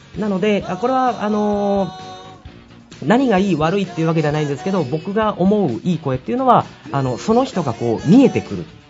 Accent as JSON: {"language": "Japanese", "region": "Oita", "country": "Japan", "tie": "born or raised there", "also_born_or_lived": "Tokyo", "moved": "as an adult", "said": "地元が大分ということで東京で頑張ってたんですが、えー、3年前に大分に、えー、拠点を移しました。"}